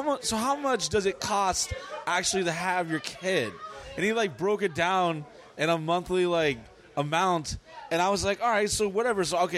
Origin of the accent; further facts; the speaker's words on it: New Orleans, Louisiana, United States; born there; also born or lived in Dallas / San Diego / South Carolina; I was born in New Orleans, lived in Dallas, Texas, San Diego, lived in a foster home in South Carolina, lived in...